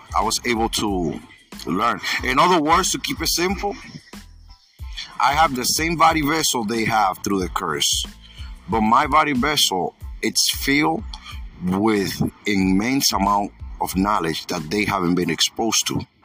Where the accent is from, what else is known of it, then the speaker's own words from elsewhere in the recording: New York, United States; I'm from New York